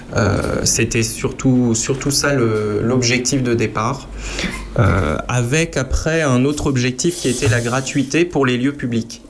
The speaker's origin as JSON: {"language": "French", "town": "Marange-Zondrange", "region": "Grand Est", "country": "France", "tie": "born or raised there", "said": "étant né à la frontière allemande en Moselle, dans une zone concordataire où ces fabriques d'églises existent encore. Je prends l'exemple de mon village natal, 300 euh, habitants."}